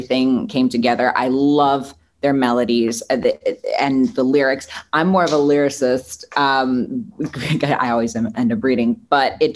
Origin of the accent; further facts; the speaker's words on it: Milwaukee, Wisconsin, United States; now in Los Angeles, United States; I'm born and raised in Milwaukee, Wisconsin, but it's about 90 minutes north of Chicago